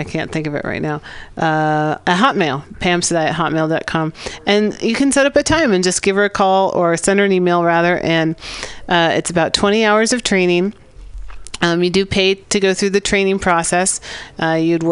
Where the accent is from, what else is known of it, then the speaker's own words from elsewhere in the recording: San Francisco, California, United States; also born or lived in Santa Barbara; I grew up in San Francisco near Ocean Beach, and then went to UC Santa Barbara